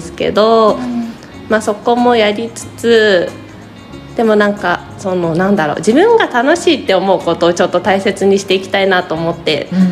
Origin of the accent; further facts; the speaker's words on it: Otsuka, Tokyo, Japan; 大塚生まれの大塚育ちです